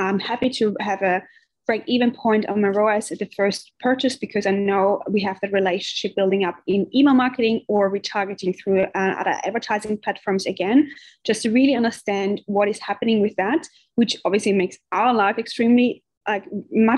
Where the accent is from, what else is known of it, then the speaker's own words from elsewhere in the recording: Austria; moved away as an adult; also born or lived in Indonesia; now in Australia; I'm originally from Austria